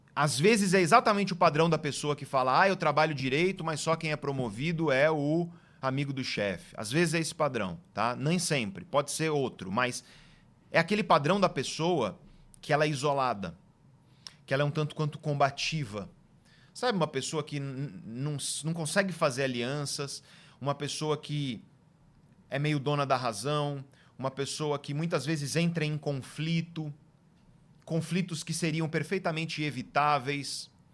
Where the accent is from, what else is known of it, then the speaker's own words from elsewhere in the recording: Guarujá, São Paulo, Brazil; also born or lived in Santos; eu nasci em Santos e vivi a maior parte da minha juventude na cidade de Guarujá